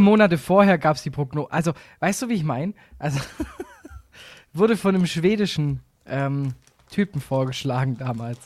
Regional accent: Swabia, Germany; Ich bin Schwabe

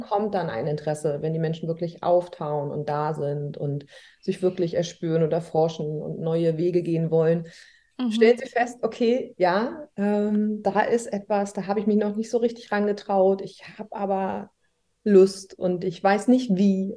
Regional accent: Hamburg, Germany; ich komme aus Hamburg und arbeite auch hier

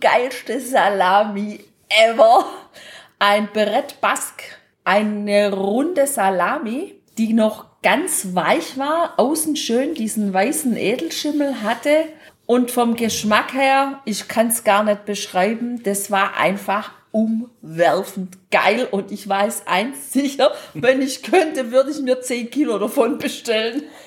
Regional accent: Germany; wir kommen aus Deutschland

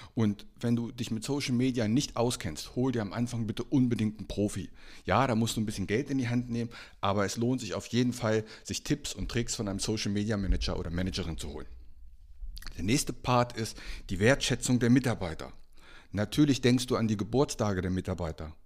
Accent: Einbeck, Lower Saxony, Germany; als ich aufgewachsen bin in meiner Heimatstadt in Einbeck, das liegt zwischen Göttingen und Hannover

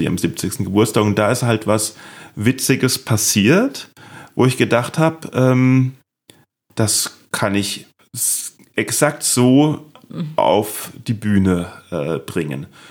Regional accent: Neustadt an der Weinstraße, Rhineland-Palatinate, Germany; accent: Palatine; ich kann Pfälz, ich bin ja Pfälzer, das ist ja so ein bisschen ähnlich. Das ist so pfälzisch, hessisch.

